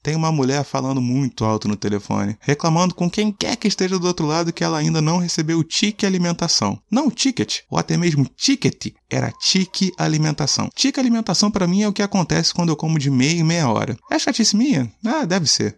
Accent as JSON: {"language": "Portuguese", "region": "Rio de Janeiro", "country": "Brazil", "said": "sou carioca, morador de Bangu"}